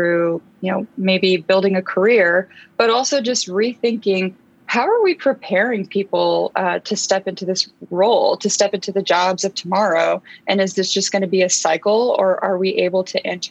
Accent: Eastern Washington, United States; English is a second language; So I grew up in Eastern Washington.

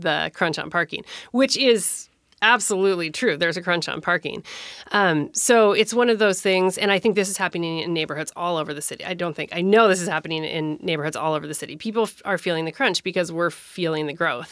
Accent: Minnesota, United States; moved away as an adult; now in Tacoma, United States; I moved to Tacoma in nineteen ninety-eight. I grew up in Minnesota

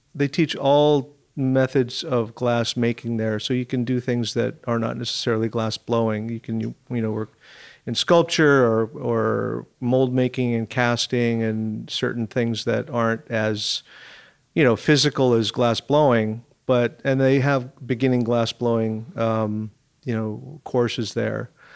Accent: Seattle, Washington, United States; I grew up in Seattle.

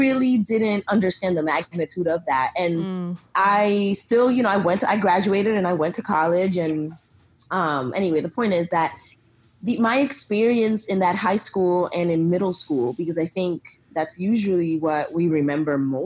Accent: Lawrence, Massachusetts, United States; also born or lived in Dominican Republic; now in Austin, United States; raised in Massachusetts in Lawrence, which is a small little city

